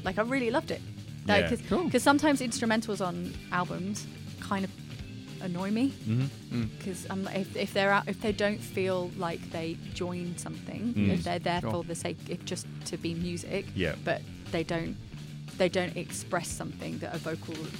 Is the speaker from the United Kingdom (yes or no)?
yes; United Kingdom; As a British person